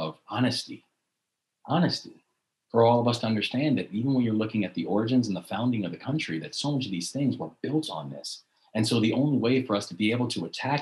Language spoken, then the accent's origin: English; Baltimore, Maryland, United States; in the city of Baltimore, my hometown, where I live now, my hometown of Baltimore